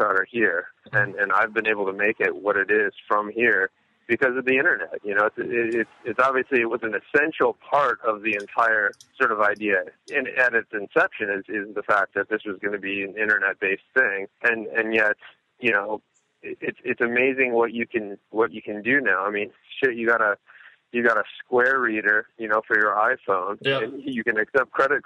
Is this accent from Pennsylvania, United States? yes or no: no; Davenport, Iowa, United States; I grew up right here. I grew up in Davenport. That's where I still live